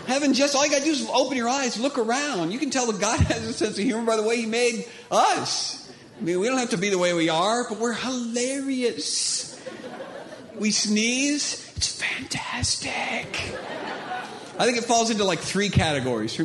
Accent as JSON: {"language": "English", "region": "Indiana", "country": "United States", "said": "From Indiana"}